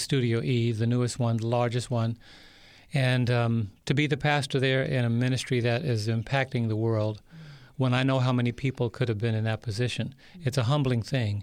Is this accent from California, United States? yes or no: no; New York City, New York, United States; I was born and raised in New York City